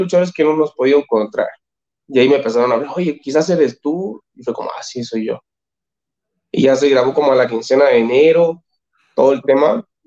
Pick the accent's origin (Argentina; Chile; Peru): Chile; moved away as an adult; now in Mexico; como chilenos siempre estamos acostumbrados a trabajar